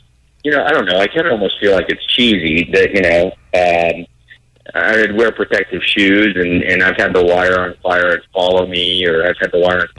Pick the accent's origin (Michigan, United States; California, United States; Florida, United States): Florida, United States; Sarasota; it's my hometown, and this city of Sarasota